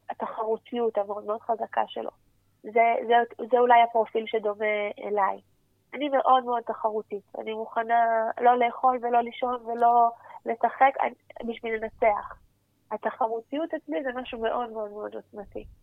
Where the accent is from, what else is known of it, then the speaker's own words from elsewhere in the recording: Jerusalem, Jerusalem District, Israel; ונוסעת ברחבי ירושלים, אני ירושלמית.